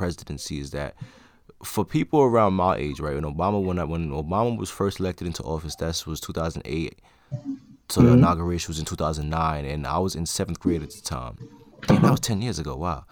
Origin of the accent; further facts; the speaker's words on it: New York, United States; I'm from New York